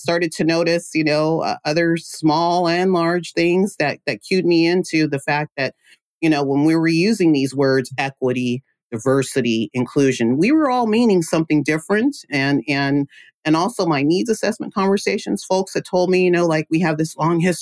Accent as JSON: {"language": "English", "area": "Central Valley", "region": "California", "country": "United States", "said": "I'm from the Central Valley, California, small town called Loury"}